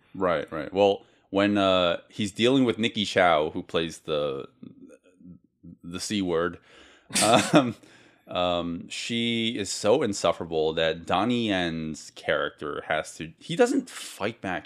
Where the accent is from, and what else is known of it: United States